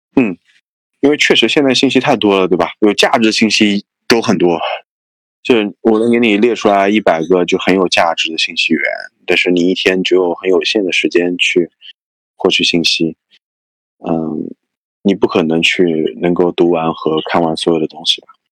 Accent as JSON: {"language": "Chinese", "region": "Anhui", "country": "China", "said": "我是安徽人嘛，所以我们都，都是不分的"}